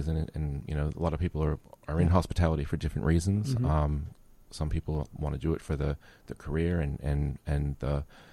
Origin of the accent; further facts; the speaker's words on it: United States; now in Australia; I'm American.